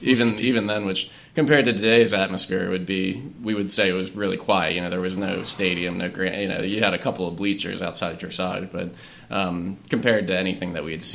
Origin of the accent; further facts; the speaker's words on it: Baltimore County, Maryland, United States; moved away as an adult; now in Chester County, Pennsylvania, United States; I grew up in Baltimore County, north of Baltimore, and it has a strong horse area. The Maryland Hunt Cup was about 10 minutes from my house.